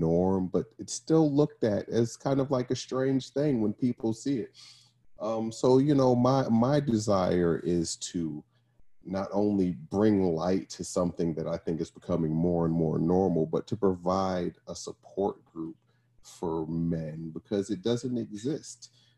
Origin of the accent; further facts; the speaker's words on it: Brooklyn, New York, United States; now in Arizona, United States; I am from Brooklyn, New York, originally. By way of lots of other places, just landed in Arizona.